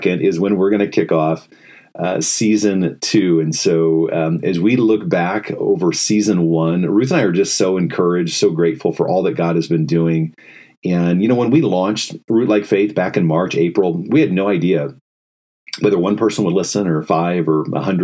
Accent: Indiana, United States; now in Ann Arbor, United States; I grew up in Indiana

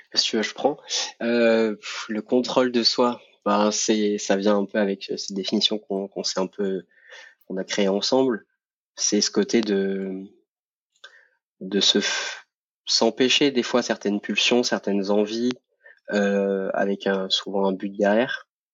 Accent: Montpellier, Occitania, France; j'habite actuellement à côté de Montpellier. je suis né là-bas, donc je suis un sudiste et fier de l'être

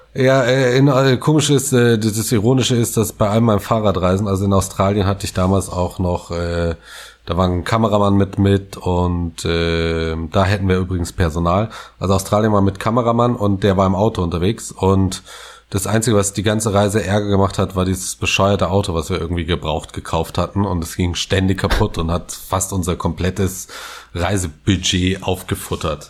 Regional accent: West Germany, Germany; als Westdeutscher ich

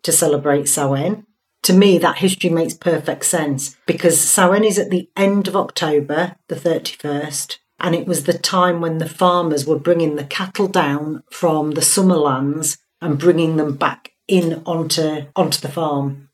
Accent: Hull, Yorkshire and the Humber, United Kingdom; I call it Tara because I'm from Hull

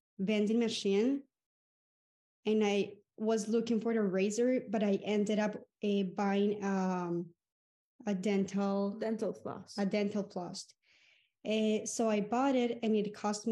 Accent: Colombia; I'm from Colombia.

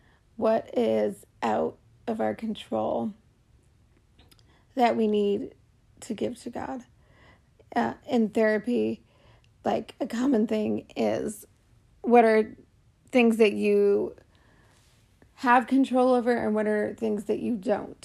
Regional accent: Portland, Oregon, United States; also born or lived in New York / California / Canada; I was born in New York. I lived in different parts of New York and in California, and well, before California, at Canada, and then California, and Portland, Oregon is where I spent most of my growing up years.

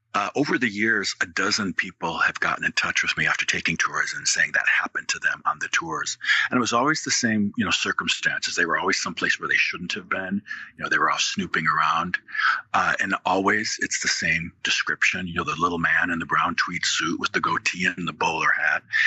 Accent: Wisconsin, United States; moved away as an adult; now in Louisville, United States; I'm from Wisconsin originally. I ended up in Louisville, Kentucky in the 90s to go to law school and grad school

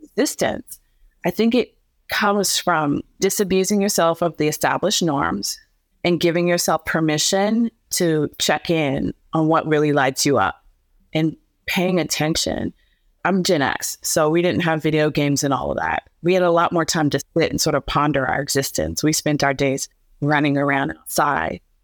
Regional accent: Canton, Ohio, United States; moved away; also born or lived in Houston / Chicago; I was raised in Canton, Ohio, which is a small little mill town in Ohio in the middle of the Midwest.

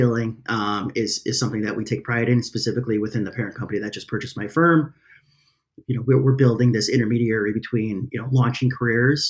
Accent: Chicago, Illinois, United States; I'm from Chicago

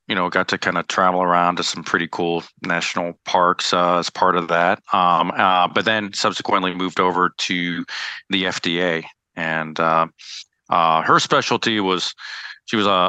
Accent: DC, Maryland, United States; also born or lived in El Paso, Texas / New York; I grew up in the Maryland, DC, Virginia area, and spent all my childhood upbringing

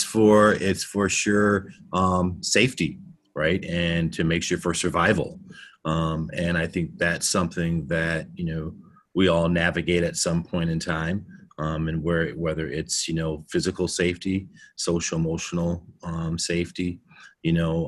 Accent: United States; growing up being African American, you know, here in the United States, you know, I grew up in a suburban area

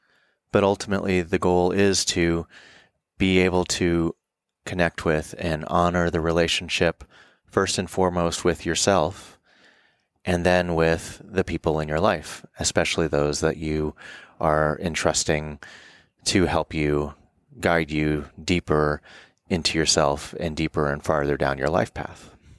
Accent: the South, United States; And as a male growing up in the South, I also had issues with intimacy and vulnerability, issues with commitment from a lot of things, not the least of which being an orphan.

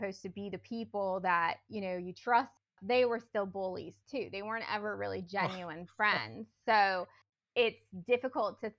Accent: Northern California, United States; I grew up in Northern California with parents who are still married

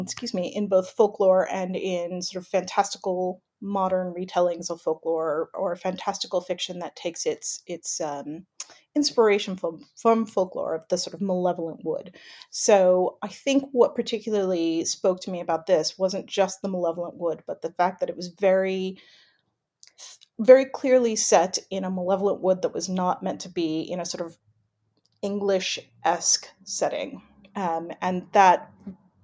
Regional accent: California, United States; now in United Kingdom; I'm from California originally.

